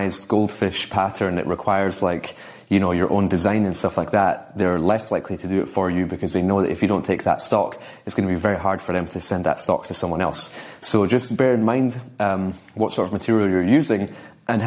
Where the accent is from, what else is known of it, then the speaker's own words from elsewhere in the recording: Scotland, United Kingdom; I'm from Scotland